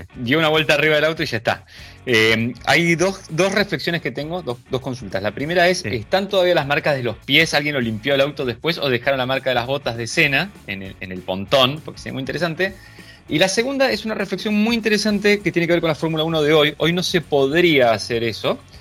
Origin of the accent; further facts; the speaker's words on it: Argentina; somos argentinos